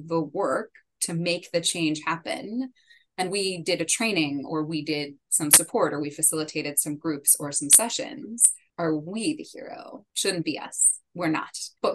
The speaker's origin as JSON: {"language": "English", "country": "United States", "first_language": "English", "lives_now": "Washington, D.C., United States", "said": "I'm based in DC. I'm a native English speaker. I'm an American"}